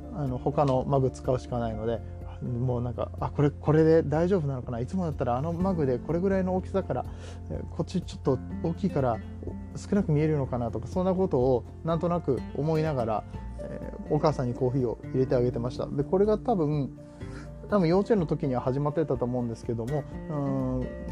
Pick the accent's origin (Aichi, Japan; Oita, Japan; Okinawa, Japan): Aichi, Japan; Nagoya; 僕名古屋の出身なんでモーニングの文化もあって